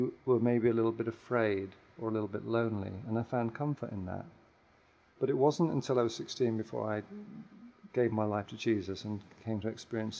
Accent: England, United Kingdom; Well, I'm a preacher's kid. I was raised in England, but my dad was an army chaplain. He traveled around the world.

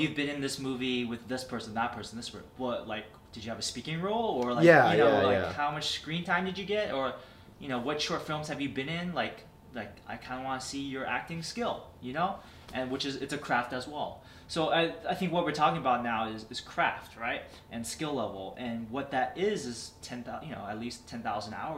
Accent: Milpitas, California, United States; now in Los Angeles, United States; I'm Milpitas.

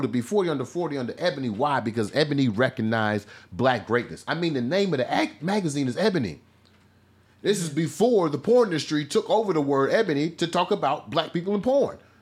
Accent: Missouri, United States; when I was growing up in Midwest Missouri

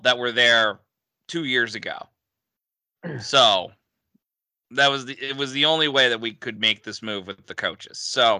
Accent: Northeast, United States; as an Irishman who grew up in the Northeast.

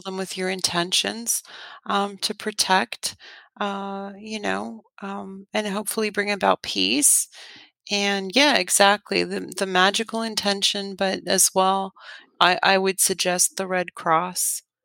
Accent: Canada; moved away; I'm Canadian

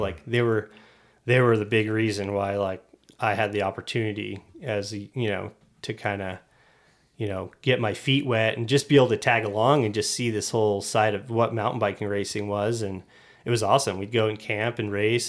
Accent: Nevada City, California, United States; I grew up in Nevada, California.

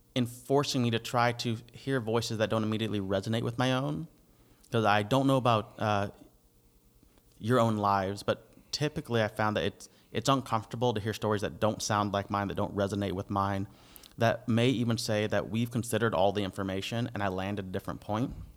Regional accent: United States; now in Canada; I'm the American

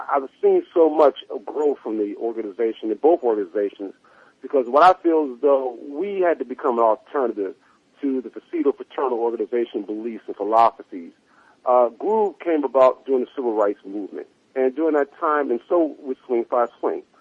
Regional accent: Washington, District of Columbia, United States; You know, I'm from Washington D.C.

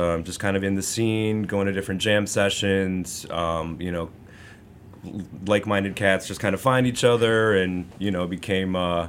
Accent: Chicago, Illinois, United States; I'm a Chicago boy.

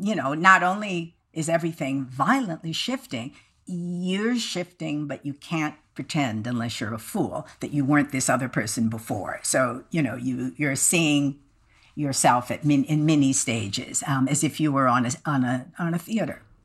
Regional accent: Midwest, United States; being a Midwesterner

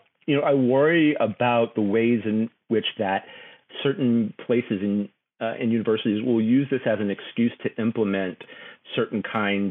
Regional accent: Houston, Texas, United States; also born or lived in New Orleans, Louisiana / Baltimore; my family left there when I was 2, but we would spend summers and Christmases there. So that kind of being stretched between 2 places, you know, I grew up in Houston, Texas

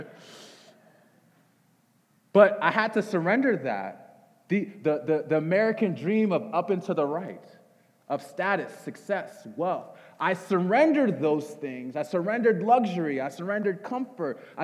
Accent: Nigeria; I'm a Nigerian

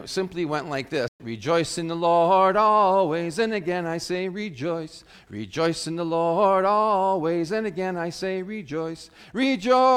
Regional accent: South Dakota, United States; as a young person growing up in South Dakota when I was in high school

